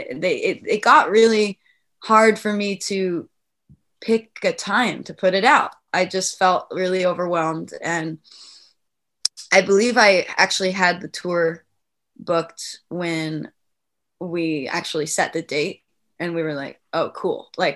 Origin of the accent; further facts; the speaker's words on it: Ireland; I'm Irish, so it's in my blood